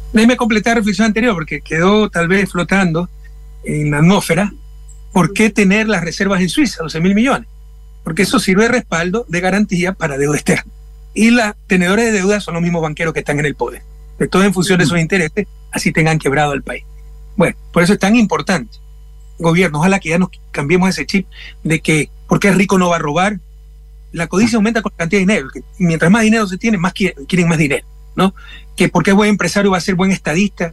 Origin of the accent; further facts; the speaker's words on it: Guayaquil, Guayas, Ecuador; moved away; Mi ciudad natal, Guayaquil, está entre las 24 más violentas del mundo